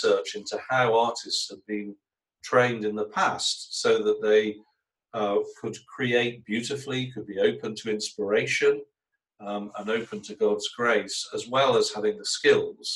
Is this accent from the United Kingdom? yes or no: yes; England, United Kingdom; I was brought up in England